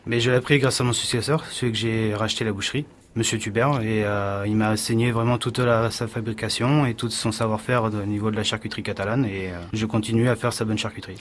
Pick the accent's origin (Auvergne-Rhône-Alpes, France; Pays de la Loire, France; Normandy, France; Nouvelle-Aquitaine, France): Pays de la Loire, France; Nantes; moved away as an adult; also born or lived in Roussillon; now in Pyrénées-Orientales, France; dans ma région, vu que je suis de Nantes